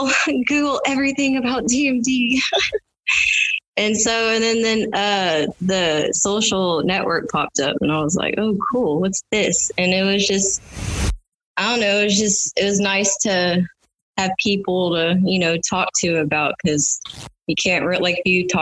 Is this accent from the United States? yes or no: yes; Houston, Texas, United States; I'm 34 years old, and I'm from Houston, Texas